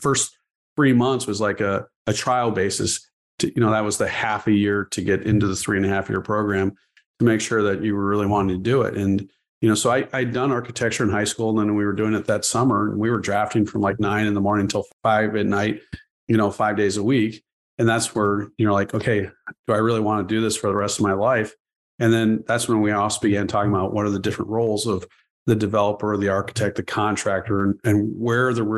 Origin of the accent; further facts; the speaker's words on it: Chicago, Illinois, United States; also born or lived in Ohio; I'm originally from Chicago, but I grew up here, went and got my undergraduate degree in Ohio at Kenyon College. Then I came back